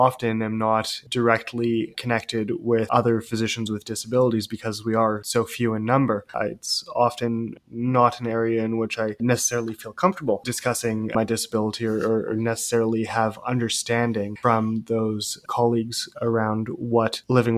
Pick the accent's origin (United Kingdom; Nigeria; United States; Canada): Canada; Vancouver, British Columbia; I am originally from Vancouver